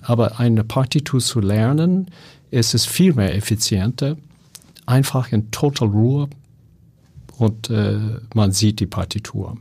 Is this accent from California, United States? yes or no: yes; California, United States; German is a second language; moved away; ich komme aus Kalifornien.